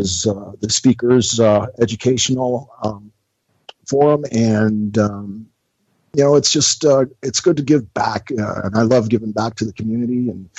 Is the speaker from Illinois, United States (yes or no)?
no; Tampa, Florida, United States; also born or lived in Indiana; growing up in Tampa was just really good to me.